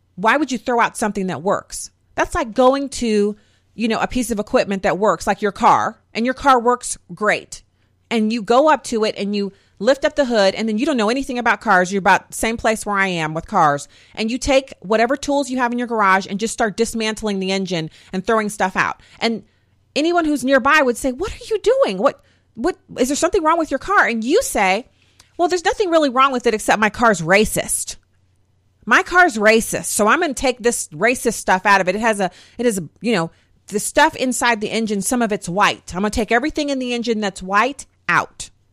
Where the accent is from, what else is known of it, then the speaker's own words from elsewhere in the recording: United States; I'm an American